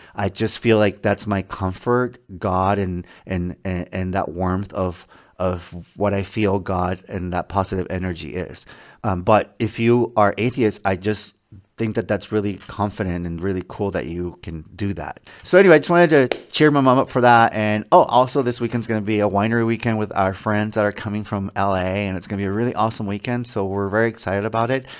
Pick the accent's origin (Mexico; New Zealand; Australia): Mexico; moved away; when I was a child growing up in Mexico with my mom and my dad